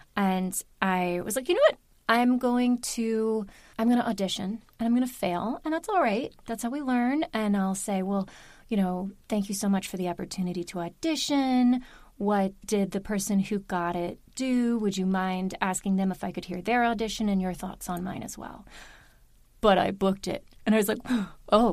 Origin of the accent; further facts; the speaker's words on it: Baltimore, Maryland, United States; moved away as an adult; also born or lived in Union City, New Jersey; now in New Jersey, United States; I live here. I am from Maryland